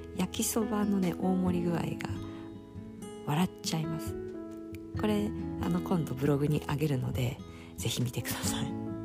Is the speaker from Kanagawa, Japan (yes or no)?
yes; Fujisawa, Kanagawa, Japan; also born or lived in Izu Kogen; 今はそこから地元の藤沢市に帰ってきて、えー、お仕事をしてます